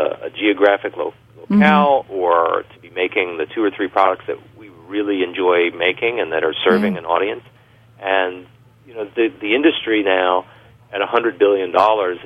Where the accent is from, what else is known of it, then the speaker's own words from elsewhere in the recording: Long Island, New York, United States; moved away; I grew up on Long Island, but I've been away from New York other than visits for a long time.